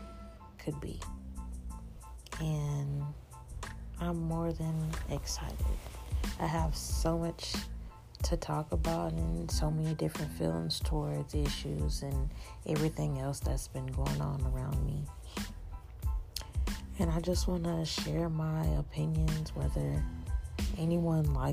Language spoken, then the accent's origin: English; Dallas, Texas, United States; I'm from Dallas, Texas